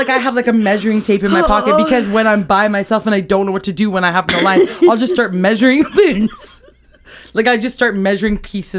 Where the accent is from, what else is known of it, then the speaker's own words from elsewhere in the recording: United Kingdom; you can't really tell I'm British.